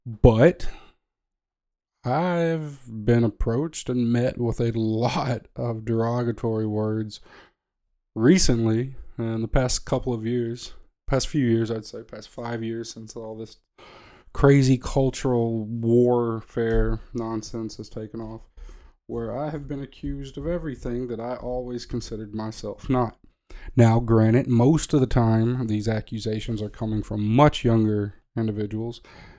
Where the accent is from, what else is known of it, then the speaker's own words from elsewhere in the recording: the South, United States; I grew up in the South, in America.